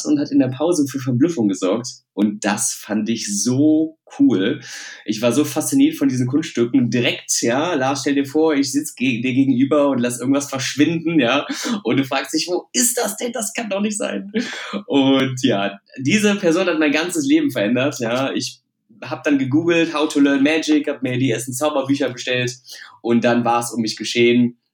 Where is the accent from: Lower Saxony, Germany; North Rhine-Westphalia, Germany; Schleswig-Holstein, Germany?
North Rhine-Westphalia, Germany; Düsseldorf; also born or lived in Hilden; ich komme aus Düsseldorf